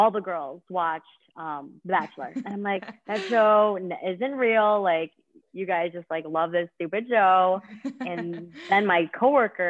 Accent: Liverpool, New York, United States; I grew up in Liverpool. I went to Liverpool High School

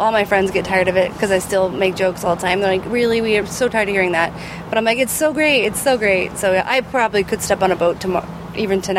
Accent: Indiana, United States; I grew up in Indiana

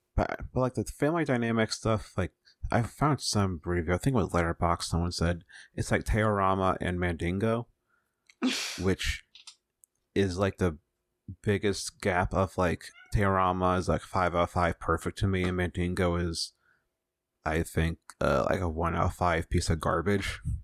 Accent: United States

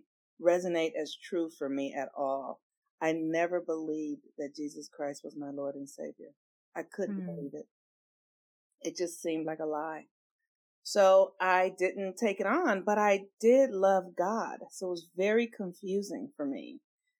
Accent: Los Angeles, California, United States; I grew up in, I was born in the States in Los Angeles, California

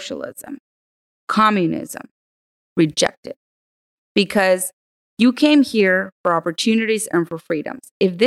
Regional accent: Burgos, Tamaulipas, Mexico; now in United States; where I'm from Burgos

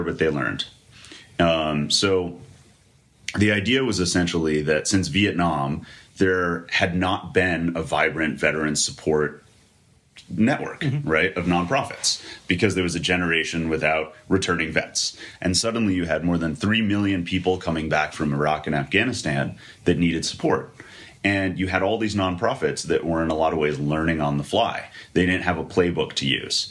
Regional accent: outside of Scranton, Pennsylvania, United States; I'm from outside of Scranton. So my actual hometown had 900 people

